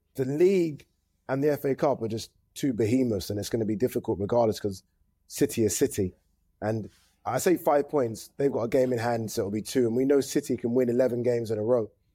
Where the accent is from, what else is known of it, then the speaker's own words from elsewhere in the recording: Nigeria; as a Nigerian